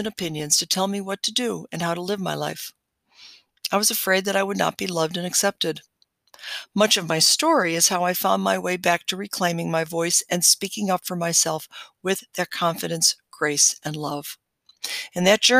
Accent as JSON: {"language": "English", "town": "Chicago", "region": "Illinois", "country": "United States", "tie": "born or raised there", "also_born_or_lived": "Hawaii", "moved": "yes", "said": "I was born in Chicago, Illinois, and I was given another name at my birth that was chosen by my parents."}